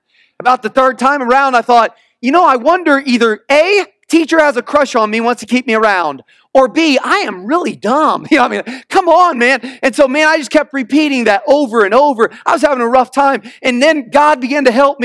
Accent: Missouri, United States; moved away; I'm from the Midwest. And I went back to Missouri where I grew up.

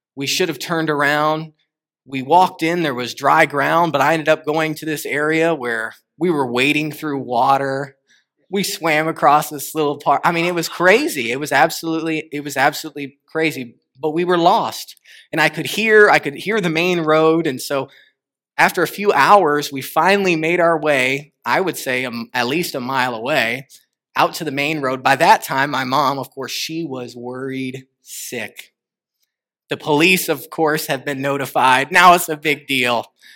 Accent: Connecticut, United States; moved away; also born or lived in Arkansas; I tell everybody I'm from Arkansas because that was about the last place I lived, and I am from Arkansas, but I, I lived much, ten years of my life, twelve years of my life in Connecticut

